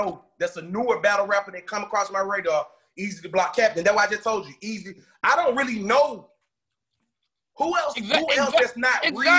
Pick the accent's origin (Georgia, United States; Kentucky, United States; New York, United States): Georgia, United States; Atlanta; I'm from Atlanta, Georgia